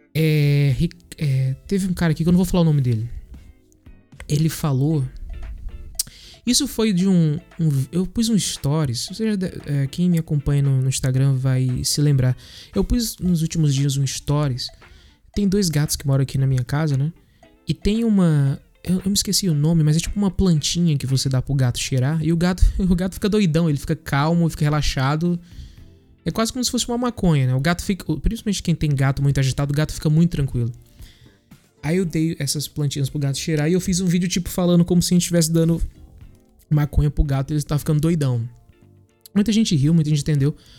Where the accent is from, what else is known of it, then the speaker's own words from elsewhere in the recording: Northeast Region, Brazil; Eu sou nordestino.